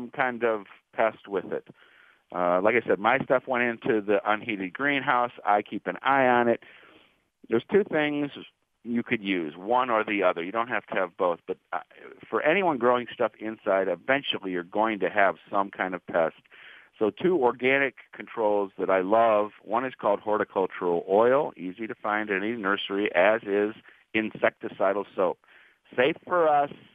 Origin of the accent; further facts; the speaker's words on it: Warrensville Heights, Ohio, United States; as a young child growing up in Warrensville Heights, Ohio